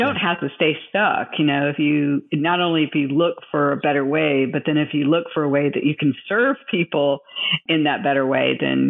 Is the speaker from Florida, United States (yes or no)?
yes; Tampa, Florida, United States; I was born in Tampa.